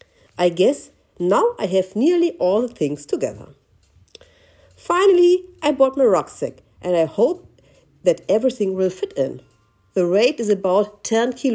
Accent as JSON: {"language": "English", "country": "Germany", "tie": "born or raised there", "said": "Berlin is 4 hours drive away from my hometown"}